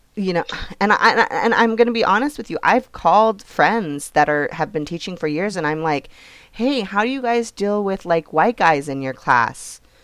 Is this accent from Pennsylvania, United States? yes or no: no; California, United States; I'm from California